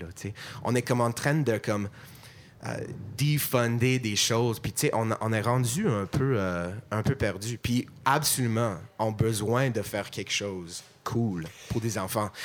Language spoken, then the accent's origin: French; Montreal, Quebec, Canada; accent: anglophone; first language English; French is a second language; parce que je suis montréalais, je suis anglophone, évidemment, je t'entends ça dans mon accent.